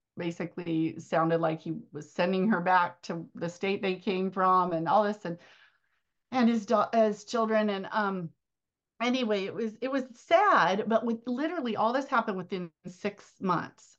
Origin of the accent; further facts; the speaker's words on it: Arizona, United States; my hometown is here in Arizona